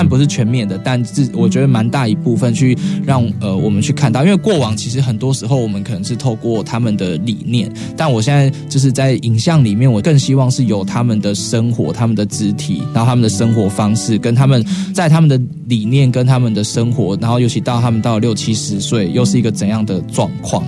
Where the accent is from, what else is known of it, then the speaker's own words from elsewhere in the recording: Chiayi, Taiwan; 我们都是嘉义人